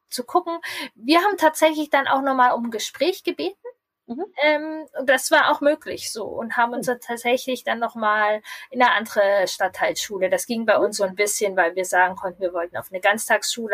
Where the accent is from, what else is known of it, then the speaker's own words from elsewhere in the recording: Lower Saxony, Germany; Bei uns in Niedersachsen